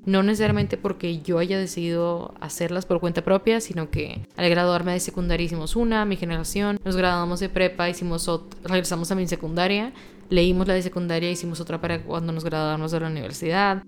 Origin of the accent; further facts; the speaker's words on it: Monterrey, Nuevo León, Mexico; soy de Monterrey